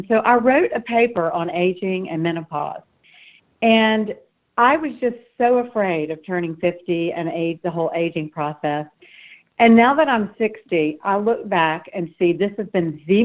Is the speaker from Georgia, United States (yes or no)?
yes; Savannah, Georgia, United States; I grew up in Savannah